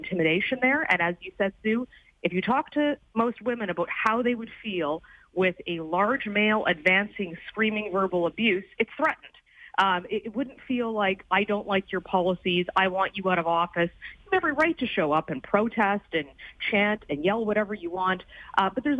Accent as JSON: {"language": "English", "country": "Canada", "said": "being Canadian"}